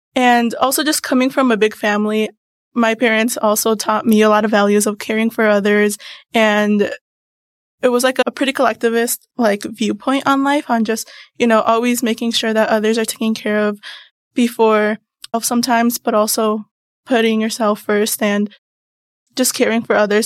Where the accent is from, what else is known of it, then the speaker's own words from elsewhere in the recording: Mundelein, Illinois, United States; I come from Mundelein, Illinois